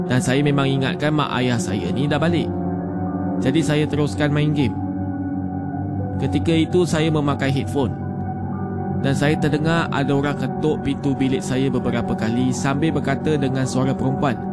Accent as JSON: {"language": "Malay", "region": "Selangor", "country": "Malaysia", "said": "Tapi apa yang saya boleh bilang saya ni dari Selangor."}